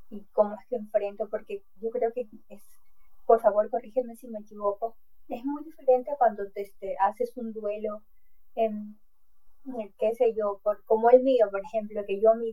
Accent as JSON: {"language": "Spanish", "country": "Peru", "said": "Yo soy de Perú y también en, mi país es este, tienes que ser fuerte, no, no puedes llorar."}